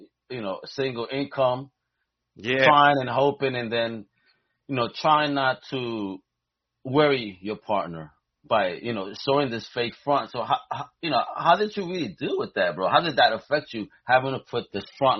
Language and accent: English; New York City, New York, United States; As a New Yorker